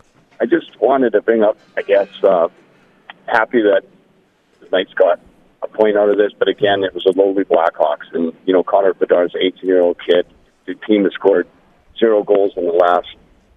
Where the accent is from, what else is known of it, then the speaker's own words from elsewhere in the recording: Canada; now in Las Vegas, United States; I'm from Canada originally, but we had aunts and uncles from Chicago up